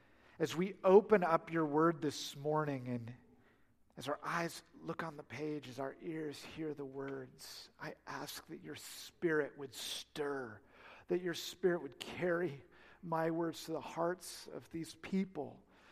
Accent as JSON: {"language": "English", "region": "Oregon", "country": "United States", "lives_now": "Oklahoma, United States", "said": "I come from Oregon. We have little lightning. And just seeing big lightning here in Oklahoma."}